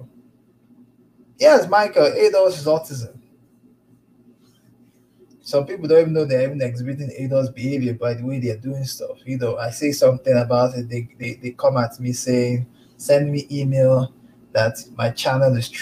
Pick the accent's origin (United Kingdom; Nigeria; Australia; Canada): Nigeria; Lagos; moved away as an adult; also born or lived in St. Louis, Missouri; now in United States; I'm Nigerian myself, born, bred, grew up in Lagos